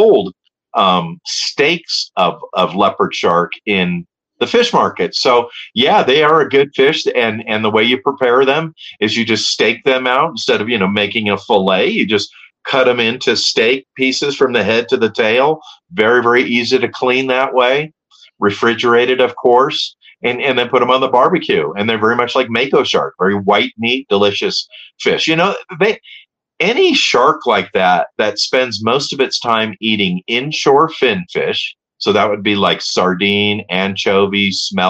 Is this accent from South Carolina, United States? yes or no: no; Hermosa Beach, California, United States; I grew up in Hermosa Beach, so my zone was Hermosa, Manhattan, Redondo, Palos Verdes, Torrance